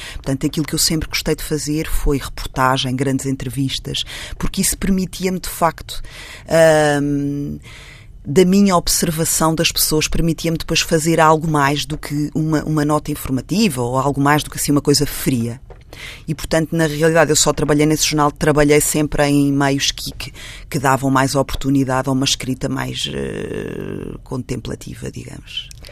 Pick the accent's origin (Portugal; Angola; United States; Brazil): Portugal; eu não sou de Lisboa, sou de uma vila pequena perto de Lisboa, que hoje é muitíssimo perto, na altura não era, porque não existia uma ponte